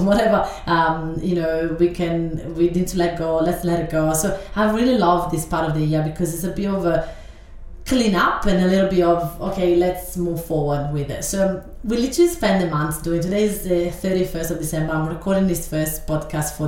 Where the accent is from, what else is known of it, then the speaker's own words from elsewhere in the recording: Italy; English is a second language; moved away as an adult; now in Australia; I live in Australia right now, but I grew up in Italy, and I've been in Australia only for 12 years.